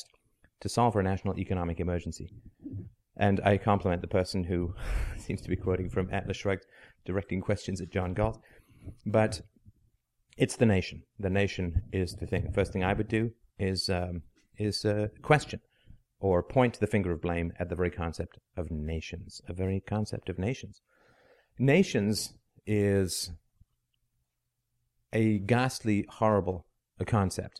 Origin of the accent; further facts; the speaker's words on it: England, United Kingdom; also born or lived in Ireland / South Africa; now in Canada; I'm from Canada. I'm Canadian. I was born in Ireland. I grew up in England